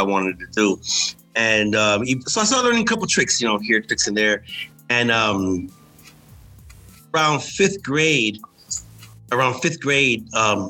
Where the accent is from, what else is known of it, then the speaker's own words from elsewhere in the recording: New York City, New York, United States; also born or lived in Dominican Republic; So I grew up in Manhattan.